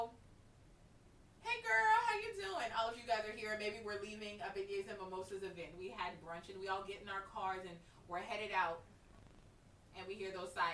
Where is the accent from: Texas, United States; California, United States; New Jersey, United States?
Texas, United States; Dallas; now in Baton Rouge, United States; I'm from Dallas. I live in Baton Rouge